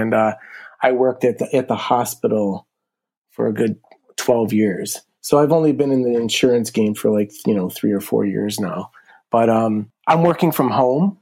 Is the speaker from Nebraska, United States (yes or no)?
no; Buffalo, New York, United States; I grew up here in Buffalo. Been here my whole life.